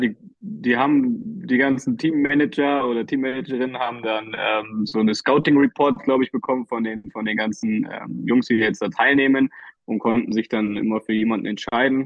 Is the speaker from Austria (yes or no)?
no; Berlin, Germany; ich als äh, Berliner Junge